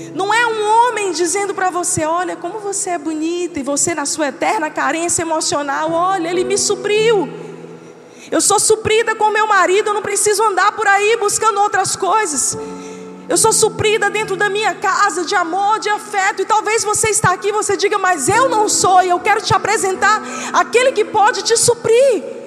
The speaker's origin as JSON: {"language": "Portuguese", "region": "Northeast Region", "country": "Brazil", "said": "A gente é nordestino, vamos lá, a gente gosta de farinha"}